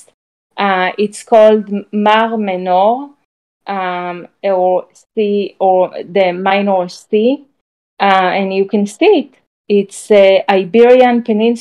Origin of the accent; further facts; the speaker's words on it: Israel; now in United States; my experience growing up in Israel